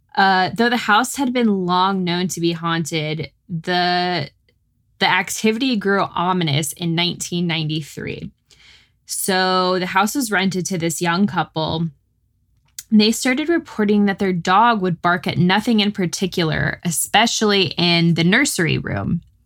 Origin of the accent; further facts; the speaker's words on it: North Texas, United States; now in Austin, United States; I grew up in North Texas, so we got more snow